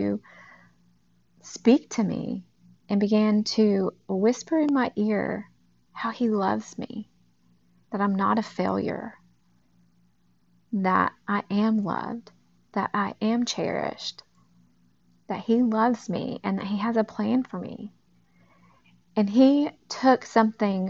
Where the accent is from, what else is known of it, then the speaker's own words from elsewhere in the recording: Texas, United States; now in Knoxville, United States; I'm originally from Texas. I'm now in Tennessee